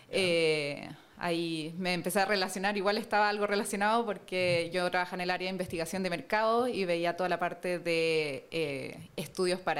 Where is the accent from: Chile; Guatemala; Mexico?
Chile; born or raised there; also born or lived in Germany / Spain